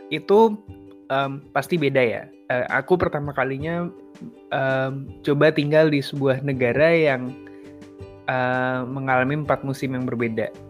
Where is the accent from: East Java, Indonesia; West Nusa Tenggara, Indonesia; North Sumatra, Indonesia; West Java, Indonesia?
West Nusa Tenggara, Indonesia; born there; Sekarang aku lagi di kota kelahiran gue nih, lagi di Lombok.